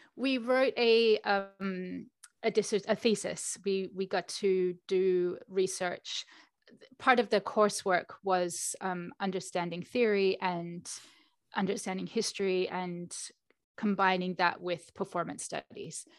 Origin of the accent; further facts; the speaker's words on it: Australia; moved away as an adult; also born or lived in London; I was born in Australia